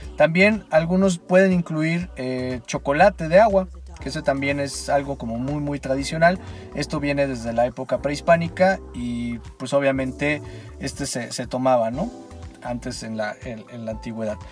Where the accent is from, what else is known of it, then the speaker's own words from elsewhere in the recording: Mexico; nosotros como mexicanos